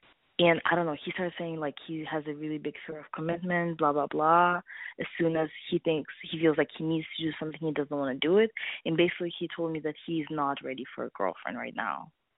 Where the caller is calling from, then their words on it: East Coast, United States; calling from the East Coast